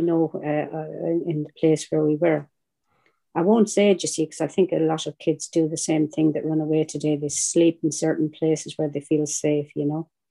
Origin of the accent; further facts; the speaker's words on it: Ireland; accent: Irish; with an accent like mine, I am Irish.